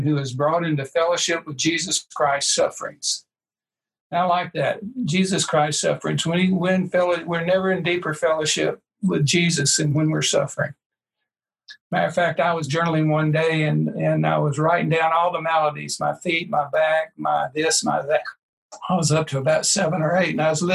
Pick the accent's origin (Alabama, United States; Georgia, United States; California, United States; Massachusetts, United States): Alabama, United States; Birmingham; my hometown with an ace in Birmingham, Alabama